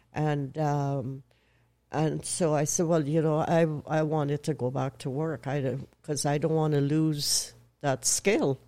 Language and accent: English; Canada; also born or lived in Owen Sound, Ontario / United States; I'm Canadian